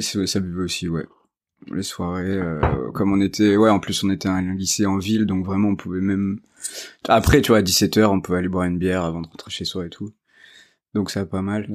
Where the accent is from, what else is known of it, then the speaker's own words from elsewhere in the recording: Limoges, Nouvelle-Aquitaine, France; now in Paris, France; j'ai grandi à Limoges